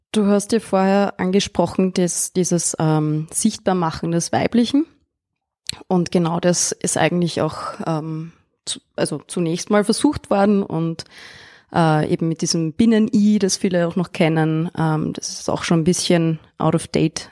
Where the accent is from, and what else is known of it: Austria; born or raised there